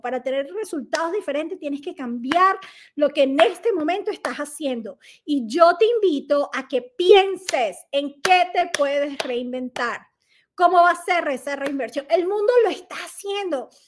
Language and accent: Spanish; Venezuela; moved away as an adult; hacía bailoterapia en Venezuela, era instructora de bailoterapia en mi país